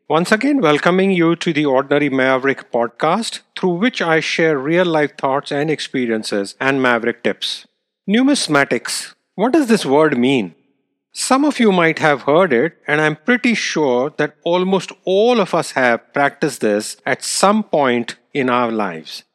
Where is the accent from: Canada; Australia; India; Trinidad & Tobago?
India; moved away; I grew up in India.